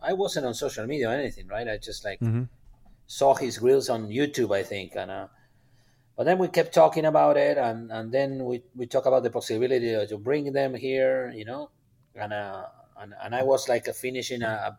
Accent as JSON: {"language": "English", "country": "Argentina", "lives_now": "Texas, United States", "said": "When I talk to my friends in Argentina, I talk about Texas, and I'm proud of Texas, and I feel part of Texas."}